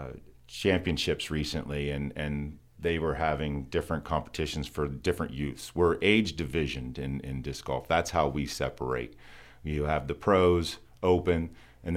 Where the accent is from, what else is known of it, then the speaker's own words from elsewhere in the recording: Pennsylvania, United States; moved away as an adult; also born or lived in Maryland; I moved back from Maryland, I grew up around here, but I moved back 7 years ago